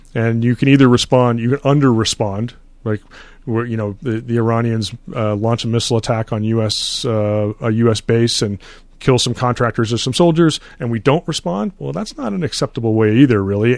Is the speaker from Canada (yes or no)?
yes; Canada; moved away; I grew up in Canada